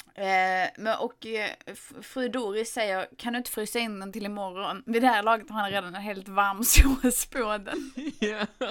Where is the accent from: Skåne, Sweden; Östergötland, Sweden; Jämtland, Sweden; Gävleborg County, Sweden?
Skåne, Sweden; Jag kommer från Skåne